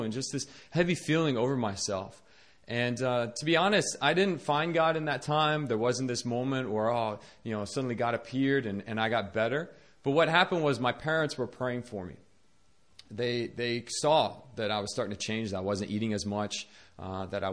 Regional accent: Northern Virginia, United States; moved away as an adult; now in South Korea; I was born in Northern Virginia to a Christian family, and I grew up in a Christian school

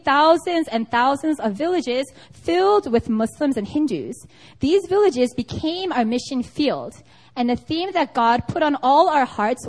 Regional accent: United States; now in South Korea; I am from America

